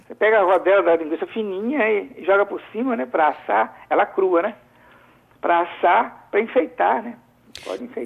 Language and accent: Portuguese; Alegre, Espírito Santo, Brazil; eu sou caipira, sou lá do Principado do Alegre